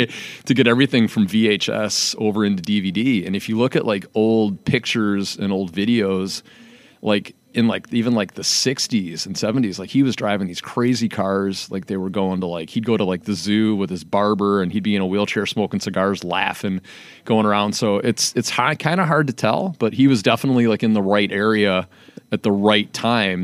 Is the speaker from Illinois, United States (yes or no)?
yes; Calumet City, Illinois, United States; me and my brother were raised in Calumet City, Illinois